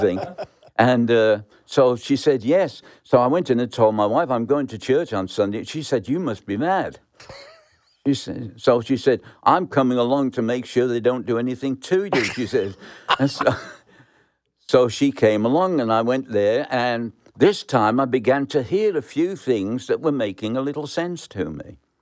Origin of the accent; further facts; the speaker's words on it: Birmingham, West Midlands, United Kingdom; moved away; I was born in Birmingham, England, in the slums, and grew up um, in a very poor house.